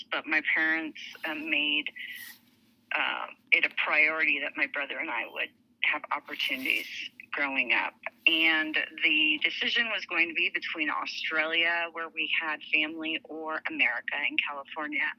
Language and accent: English; Dhahran, Eastern Province, Saudi Arabia; so I grew up in Dhahran, Saudi Arabia, my ethnic background being Armenian, my citizenship was Lebanese, but I grew I was raised an American